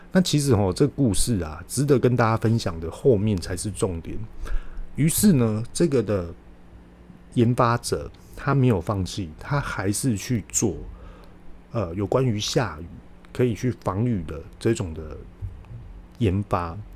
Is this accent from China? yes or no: no; Taiwan; 我们台湾人呢，勇创于商品，可以辅助我们的商品做外销